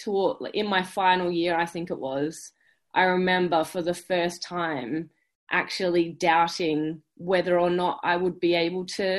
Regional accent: Busselton, Western Australia, Australia; moved away as an adult; also born or lived in Perth, Australia / Melbourne, Australia; now in United Kingdom; I grew up down south, so I'm from Busso

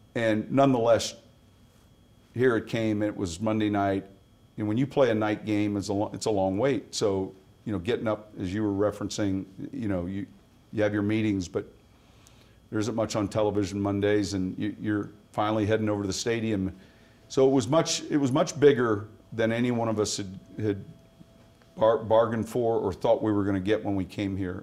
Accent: Chicago, Illinois, United States; also born or lived in San Mateo, California / Pennsylvania; I'm from Chicago

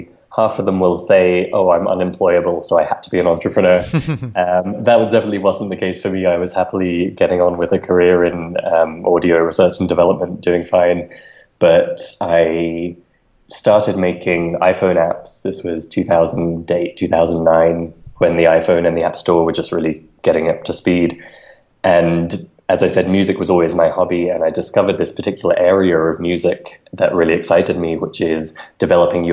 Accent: London, United Kingdom; moved away as an adult; also born or lived in Ecuador; now in Mexico City, Mexico; I'm originally from London and lived most of my life in the UK

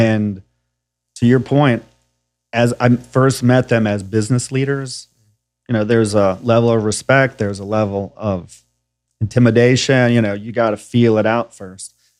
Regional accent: Nashville, Tennessee, United States; also born or lived in New York / California / Colorado; I'm from Nashville, Tennessee

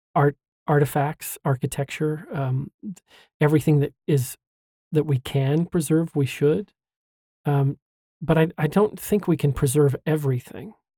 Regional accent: Hooper, Utah, United States; also born or lived in Washington; now in Kaysville, United States; I grew up in Hooper

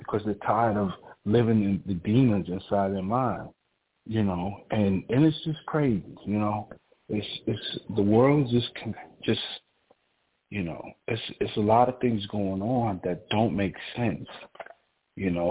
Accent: New York, United States; moved away; I'm originally from New York.

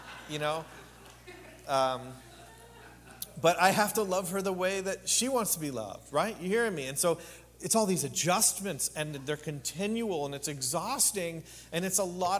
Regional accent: Canada; now in Palm Springs, United States; I'm from a small town of 1,800 people in Canada. Agricultural community

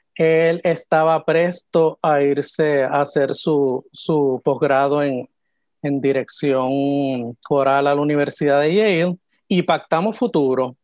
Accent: San Juan, Puerto Rico; yo soy de aquí, de San Juan

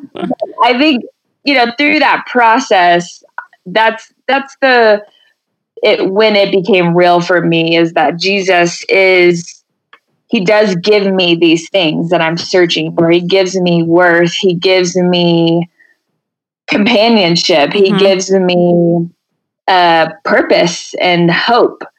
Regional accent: Denton, Texas, United States; moved away as an adult; now in Colorado Springs, United States; from Texas, so I will always claim

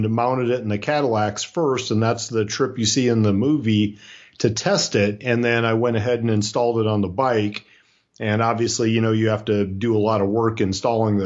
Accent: Iowa, United States; moved away; also born or lived in Florida; I was raised in Iowa. I won't use the words grow up, but I was raised in Iowa

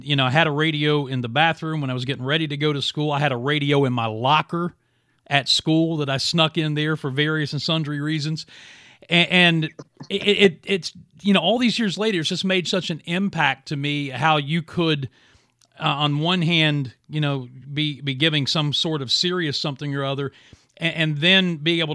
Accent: Williamson, West Virginia, United States; moved away; from my hometown of Williamson, West Virginia. When I was in high school

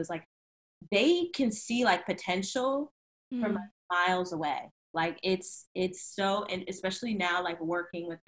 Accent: Virginia, United States; I'm from Virginia

